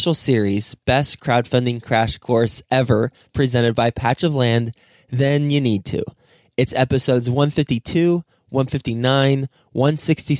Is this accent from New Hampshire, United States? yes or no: no; Fort Worth, Texas, United States; Fort Worth, Texas, my hometown where I grew up